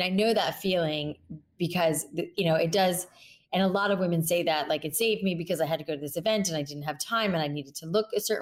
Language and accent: English; South Florida, United States; I grew up in South Florida